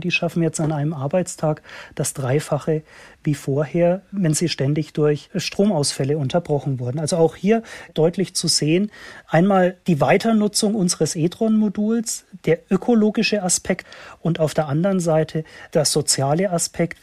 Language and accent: German; Germany